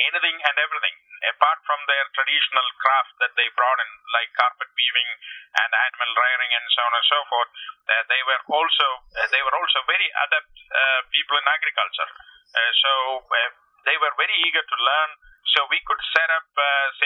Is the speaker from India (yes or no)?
yes; India; moved away; from India and uh, born and grew up there